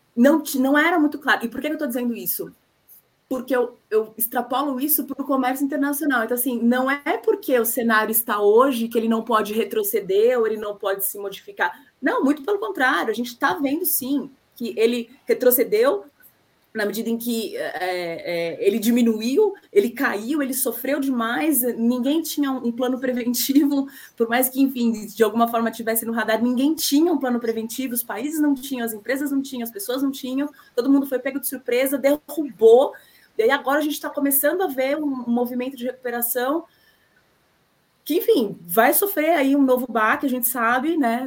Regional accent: Brazil; now in Paraguay; enquanto brasileiros

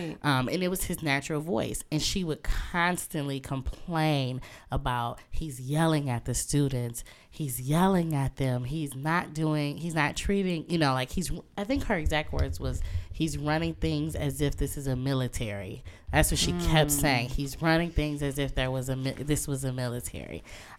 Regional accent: Muskegon, Michigan, United States; So I'm originally from Muskegon, Michigan, which is on the other side of the state. Yes, shout out to 231 over everything all the time.

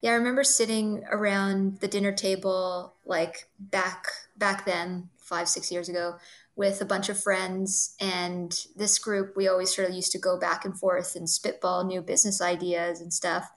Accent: Toronto, Ontario, Canada; I'm a Toronto born girl, uh, so born and raised in Toronto.

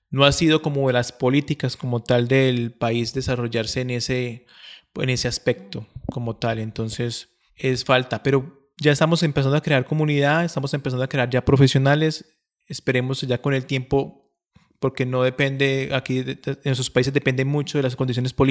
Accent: Colombia; now in Medellín, Colombia; yo no soy, yo incluso no soy de Medellín, yo soy de otra ciudad más lejana, entonces me vine para Medellín porque en, esa, en ese momento solamente existían dos planetarios en Colombia

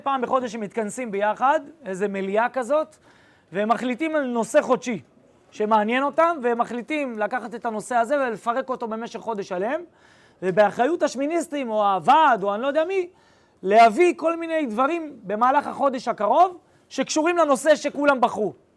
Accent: Ra'anana, Central District, Israel; נולדתי ברעננה

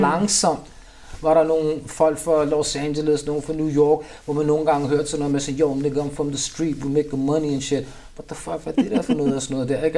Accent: Copenhagen, Capital Region of Denmark, Denmark; Jeg er opvokset i Vandløs, Nørrebro, Vesterbro

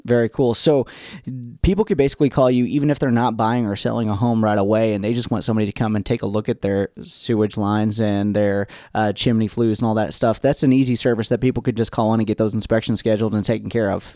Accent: United States; moved away; I grew up in Gibson County

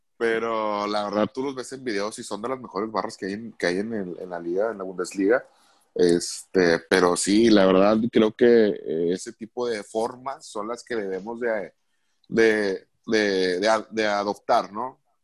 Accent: Monterrey, Nuevo León, Mexico; yo también siendo regio

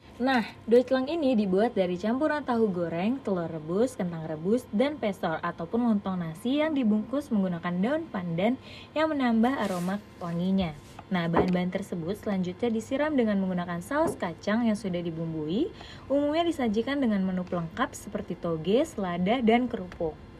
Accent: Bogor, West Java, Indonesia; sebagai warga Bogor

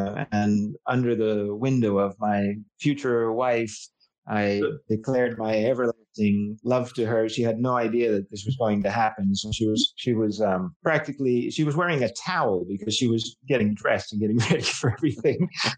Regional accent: Alexandria, Virginia, United States; now in Zamora, Spain; I was actually from Alexandria and I had studied American studies at university

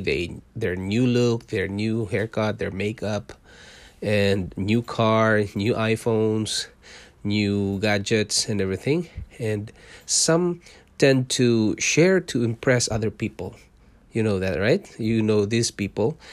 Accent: Mindanao, Philippines; moved away as an adult; also born or lived in Singapore; now in Canada; I was born in Mindanao. It's the southern part of Philippines.

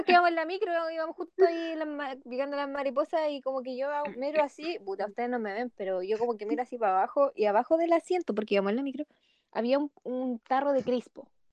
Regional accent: Concepción, Biobío, Chile; vivía en Chillán y yo soy de Concepo.

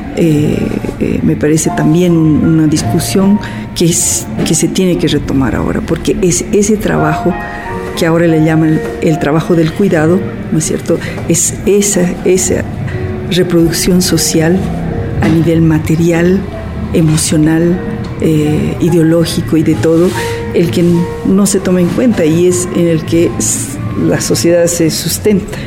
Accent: Bolivia; also born or lived in United States; now in New York, United States; soy antropóloga boliviana y vivo en Estados Unidos

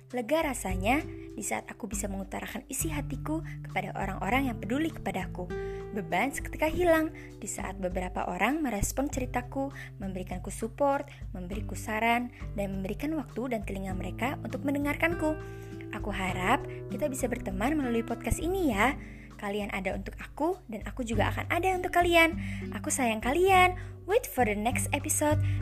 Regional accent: Jakarta, Indonesia; Aku lahir dan tinggal di Jakarta bersama dengan kedua orang tuaku dan kakak laki-lakiku

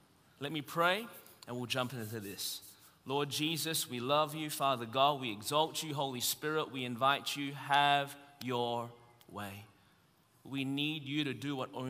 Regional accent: Melbourne, Victoria, Australia; born or raised there; now in Anderson, United States

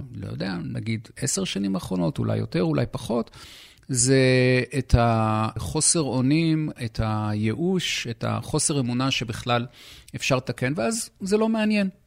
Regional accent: Israel; אנחנו כישראלים

